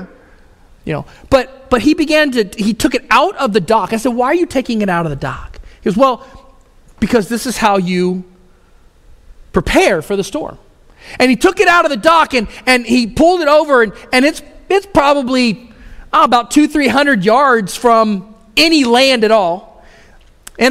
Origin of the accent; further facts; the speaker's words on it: Houston, Texas, United States; I grew up in Houston area, which is the Gulf Coast